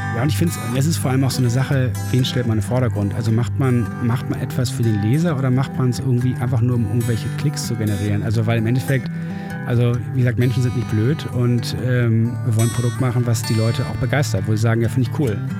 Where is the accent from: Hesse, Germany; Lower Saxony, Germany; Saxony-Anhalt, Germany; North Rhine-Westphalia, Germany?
North Rhine-Westphalia, Germany; Düsseldorf; moved away as an adult; now in Hamburg, Germany; Ich bin aber in Düsseldorf aufgewachsen und war als Kind oft hier.